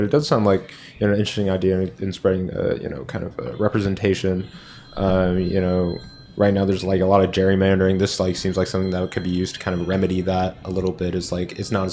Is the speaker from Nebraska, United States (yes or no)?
no; Berkeley, California, United States; now in San Jose, United States; my hometown of Berkeley.